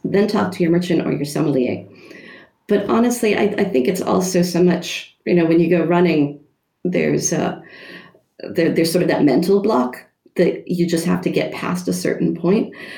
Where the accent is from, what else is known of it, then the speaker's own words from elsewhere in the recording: United States; moved away as an adult; now in Germany; as an American uh, working in Germany